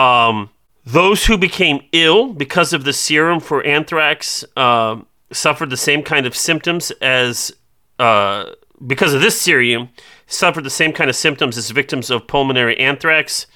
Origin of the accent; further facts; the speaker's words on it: Iowa, United States; I'm from Iowa